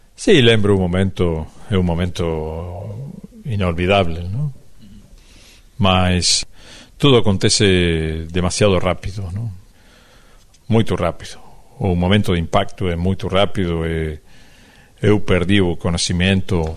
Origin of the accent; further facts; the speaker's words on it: Uruguay; Portuguese is a second language; nós somos de Uruguai